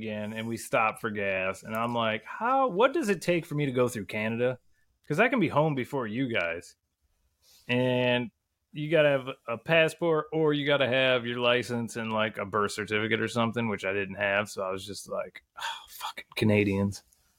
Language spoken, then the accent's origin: English; Michigan, United States; we're Americans from Michigan